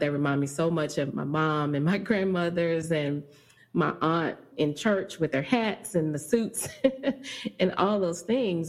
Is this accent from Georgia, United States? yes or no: no; Dallas, Texas, United States; I grew up in Dallas, Oak Cliff, and I've been here all my life